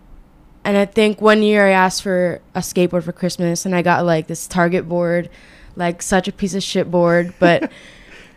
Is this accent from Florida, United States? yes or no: yes; Boca Raton, Florida, United States; also born or lived in Kendall, Miami, Florida; I was born in Kendall, which is like a neighborhood of Miami. And then when I was 3, our family moved up to Boca Raton. So that's where we live now.